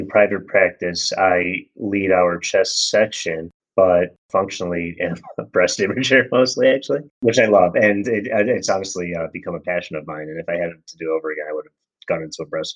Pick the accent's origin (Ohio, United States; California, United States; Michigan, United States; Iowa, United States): Michigan, United States; moved away as an adult; now in Chicago, United States; I was born and raised in Michigan and grew up there